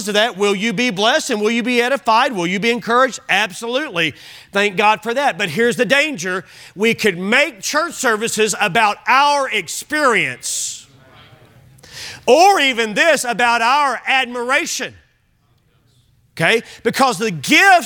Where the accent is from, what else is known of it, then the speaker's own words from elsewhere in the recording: Kentucky, United States; I'm from Kentucky.